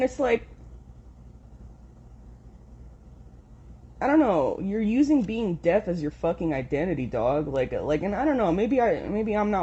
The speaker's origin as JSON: {"language": "English", "region": "Southern California", "country": "United States", "tie": "born or raised there", "said": "I grew up in Southern California"}